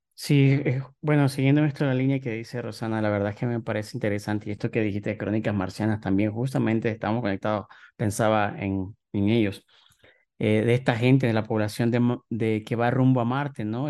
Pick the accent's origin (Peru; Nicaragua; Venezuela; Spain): Nicaragua; moved away as an adult; now in Mexico; llevo cuatro años viviendo aquí en México, yo salí de Nicaragua